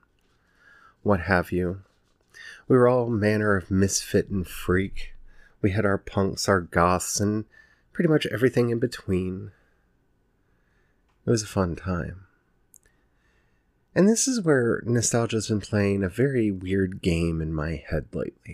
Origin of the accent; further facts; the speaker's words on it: Maryland, United States; I grew up in Maryland in the 90s